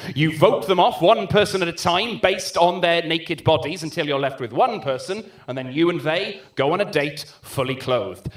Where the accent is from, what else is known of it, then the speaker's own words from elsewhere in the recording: Swansea, Wales, United Kingdom; I grew up uh, in Sketty, which is quite a posh part of Swansea